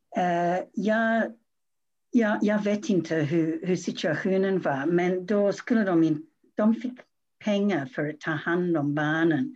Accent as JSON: {"language": "Swedish", "country": "Australia", "second_language": "Swedish", "moved": "yes", "lives_now": "Sweden", "said": "jag har bott i Sverige väldigt länge men jag kommer ursprungligen från Australien"}